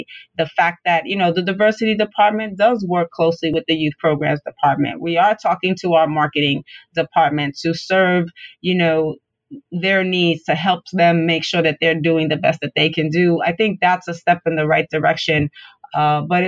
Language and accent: English; New York City, New York, United States; I'm born and raised in Brooklyn.